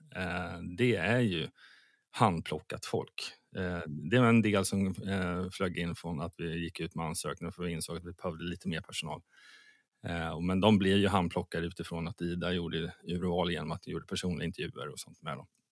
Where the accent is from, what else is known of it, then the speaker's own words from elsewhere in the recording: Sweden; Som svensk